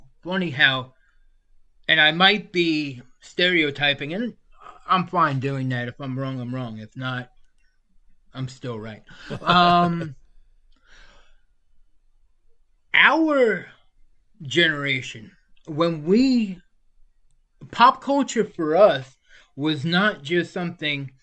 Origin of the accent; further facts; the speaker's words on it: New York, United States; moved away; also born or lived in Florida; I'm from New York